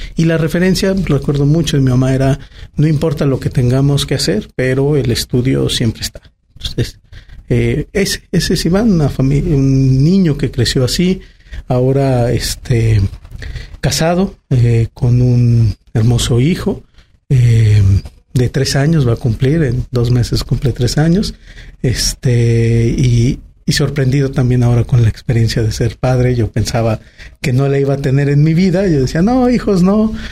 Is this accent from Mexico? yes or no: yes; Aguascalientes, Mexico; soy una persona que nací en Aguascalientes en el 81, voy a cumplir 40 años, en un Aguascalientes muy distinto. Llegar a segundo anillo era ya no encontrar casas